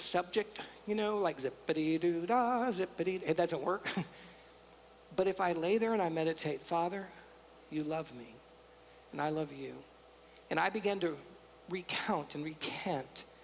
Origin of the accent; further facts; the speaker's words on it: San Antonio, Texas, United States; moved away; I'm from San Antonio, so tacos are a big thing.